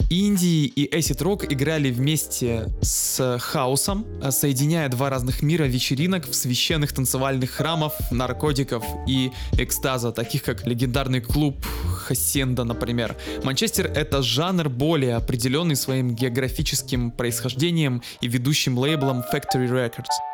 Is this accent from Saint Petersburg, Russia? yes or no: yes; Saint Petersburg, Russia; я как человек из Петербурга